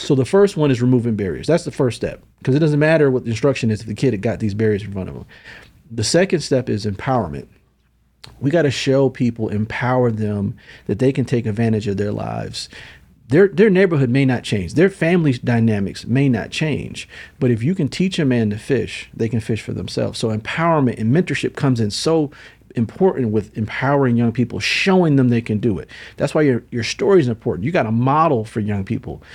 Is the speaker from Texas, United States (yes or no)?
no; Syracuse, New York, United States; I'm from Syracuse, New York.